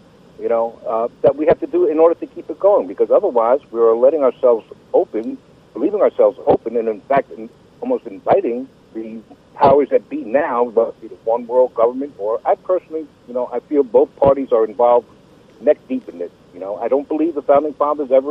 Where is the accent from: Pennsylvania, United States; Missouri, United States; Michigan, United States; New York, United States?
New York, United States; now in North Carolina, United States; now I've been in North Carolina 35 years, but formerly I'm from New York